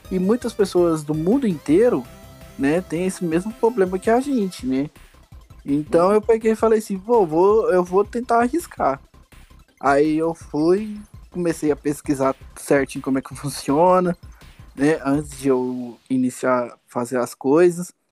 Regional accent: Goiânia, Goiás, Brazil; de Goiânia, Goiás, né? O famoso da terra do piqui.

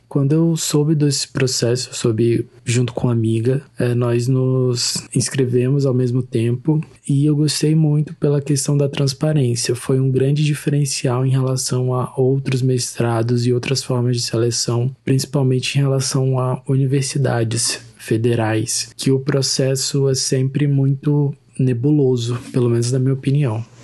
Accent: Rio Branco, Acre, Brazil; Nós somos de Rio Branco, então, do estado do Acre

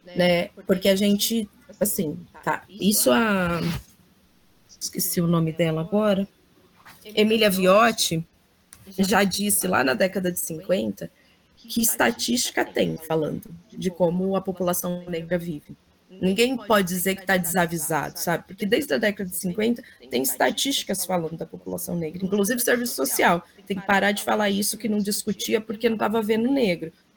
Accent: Brazil; enquanto brasileira

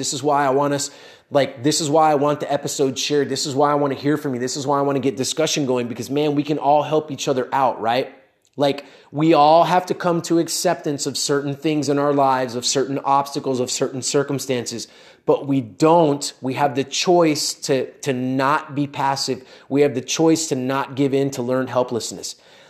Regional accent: United States; born there; Like I was born in the United States, but we both had the same amount of opportunities.

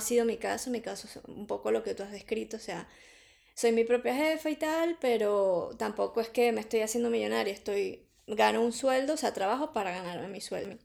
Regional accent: Venezuela; moved away as an adult; now in Madrid, Spain; como venezolanas eh, que hemos venido a, a Madrid a o a España a, a reiniciar nuestra vida

